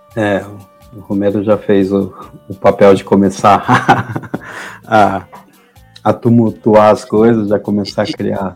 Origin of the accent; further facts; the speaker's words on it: Argentina; now in Brazil; como torcedor do Boca e como argentino